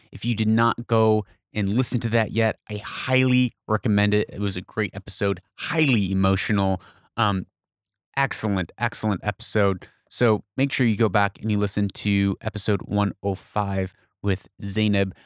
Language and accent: English; United States; now in Persian Gulf region, Middle East; I'm from America